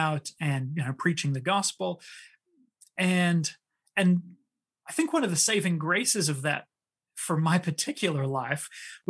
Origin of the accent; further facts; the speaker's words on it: New Zealand; also born or lived in South Pacific / France / Switzerland; So I was born in New Zealand, and I did kind of grow up in New Zealand, but I grew up all over the South Pacific. I lived in France and Switzerland.